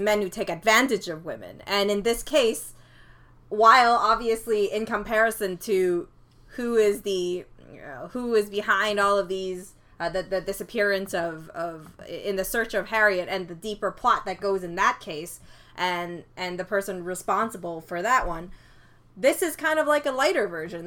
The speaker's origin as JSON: {"language": "English", "country": "Canada", "said": "I'm Canadian"}